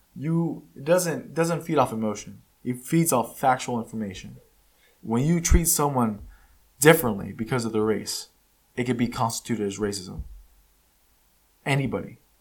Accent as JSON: {"language": "English", "country": "United States", "tie": "born or raised there", "first_language": "Spanish", "second_language": "English", "said": "I'm not from Mexico. I was born here in the United States. It's the only country I know."}